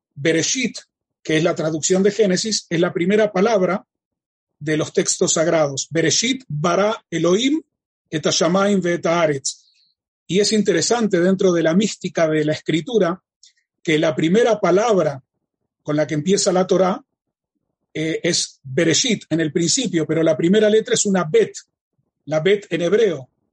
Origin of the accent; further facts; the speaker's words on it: Uruguay; moved away as an adult; now in Israel; Nací en la República Oriental del Uruguay